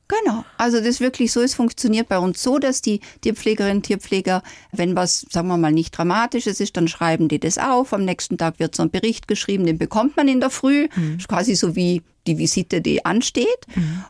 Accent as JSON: {"language": "German", "area": "South Tyrol", "region": "Trentino-Alto Adige", "country": "Italy", "tie": "born or raised there", "moved": "yes", "lives_now": "Nuremberg, Germany", "said": "meine Kindheit in Südtirol"}